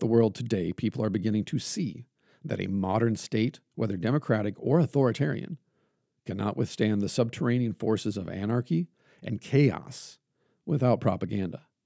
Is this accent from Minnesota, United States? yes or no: yes; Iron Range, North Central Minnesota, United States; where I grew up at, the people I grew up amongst in North Central Minnesota and on the Iron Range of Minnesota